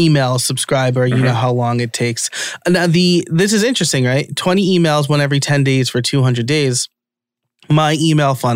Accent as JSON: {"language": "English", "region": "New York", "country": "United States", "also_born_or_lived": "Philadelphia area, Pennsylvania", "moved": "yes", "lives_now": "Philadelphia, United States", "said": "I live near Philadelphia. I'm from New York"}